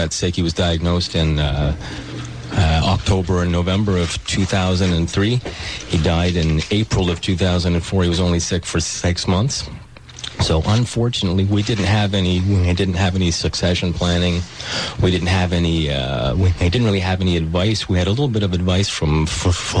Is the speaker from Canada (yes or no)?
yes; Montreal, Quebec, Canada; also born or lived in Toronto; I moved back to Montreal from Toronto. I was probably like a lot of other people my age who left Montreal after school, moved to Toronto